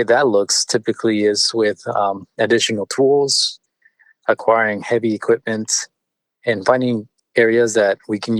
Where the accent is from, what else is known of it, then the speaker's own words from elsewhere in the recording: California, United States; first language Spanish; English is a second language; also born or lived in Mexico City, Mexico; I was born in California and spent part of my childhood in Mexico City, where I learned, you know, Spanish and eventually came back to the U.S. In my early years, right, in fifth grade and began to learn English. So English is actually my second language.